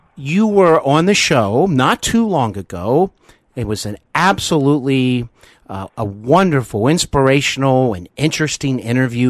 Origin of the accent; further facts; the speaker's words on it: Cincinnati, Ohio, United States; I actually host Hollywood and Beyond here in my hometown of Cincinnati, Ohio